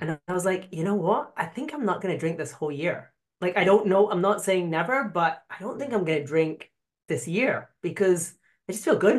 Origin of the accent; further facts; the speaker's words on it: Scotland, United Kingdom; I'm Scottish